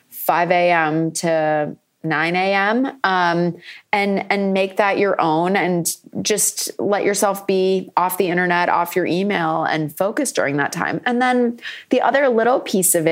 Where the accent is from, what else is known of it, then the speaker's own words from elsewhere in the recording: Ipswich, Massachusetts, United States; in Massachusetts, in my hometown of Ipswich, which is a beach town with a castle.